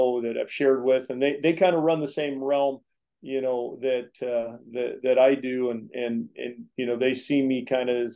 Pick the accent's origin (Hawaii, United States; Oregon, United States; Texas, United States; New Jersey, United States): Oregon, United States; Springfield; born here in Springfield, Oregon. I'm a native guy. You know, I grew up in agriculture